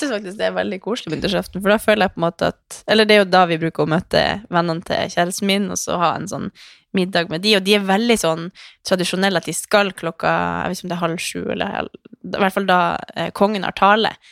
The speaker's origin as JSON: {"language": "Norwegian", "region": "Northern Norway", "country": "Norway", "moved": "yes", "lives_now": "Oslo, Norway", "said": "vi var hjemme i Nord-Norge"}